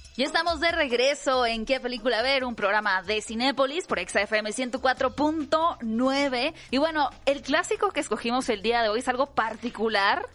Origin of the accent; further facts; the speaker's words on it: Mexico; como país, como mexicanos